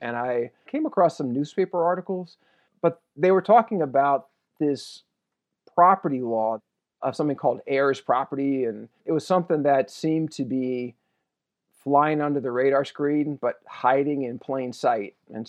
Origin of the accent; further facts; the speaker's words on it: San Francisco, California, United States; I grew up in San Francisco. I was born in 1965.